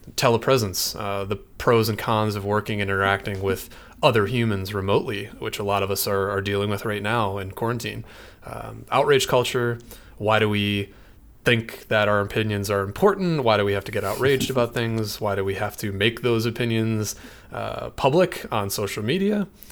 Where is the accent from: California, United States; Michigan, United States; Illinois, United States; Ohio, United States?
Michigan, United States; now in San Francisco Bay Area, United States; I'm from Michigan originally, and that's where Mike and I met, uh, but I now live in the San Francisco Bay Area